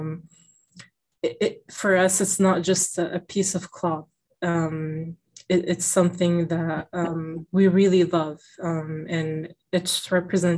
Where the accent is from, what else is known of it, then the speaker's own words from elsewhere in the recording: Middletown, Rhode Island, United States; growing up in school, because in my school, I went to public school here in Middletown, Rhode Island